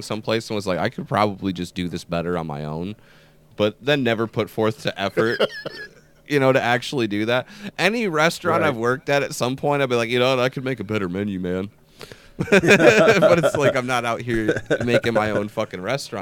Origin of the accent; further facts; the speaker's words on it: Jackson, Michigan, United States; right here in my hometown in Jackson, Michigan.